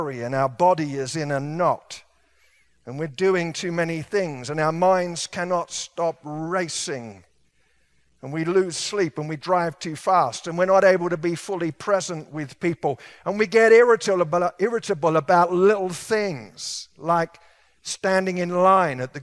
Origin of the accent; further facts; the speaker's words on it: England, United Kingdom; moved away; I was raised in England